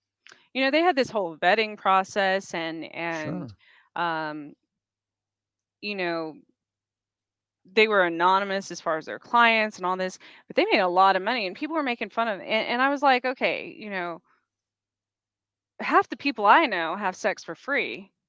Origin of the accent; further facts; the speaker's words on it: Roswell, New Mexico, United States; born there; I was born in outside of Roswell, New Mexico. So I've been teased about UFOs and such my entire life.